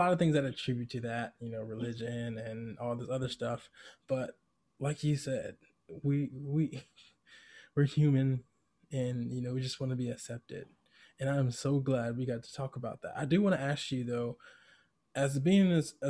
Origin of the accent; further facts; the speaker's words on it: Georgia, United States; me growing up in Georgia